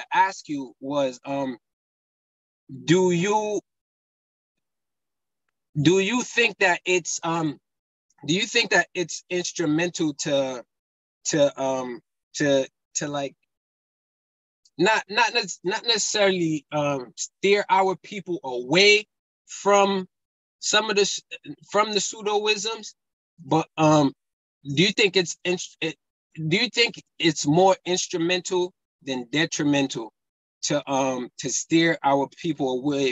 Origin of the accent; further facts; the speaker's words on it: United States; also born or lived in Burundi; I was born in Africa, but I grew up in America basically my whole life